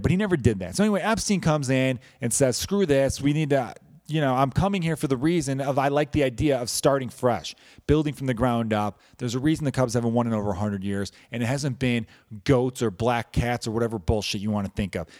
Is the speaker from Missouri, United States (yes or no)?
no; Chicago, Illinois, United States; I am from Chicago